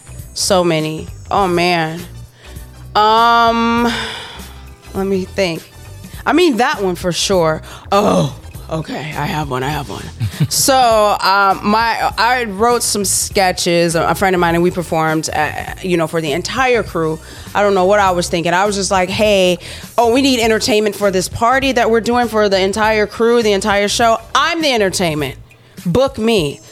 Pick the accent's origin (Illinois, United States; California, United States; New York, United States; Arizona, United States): Illinois, United States; Chicago; I'm from Chicago.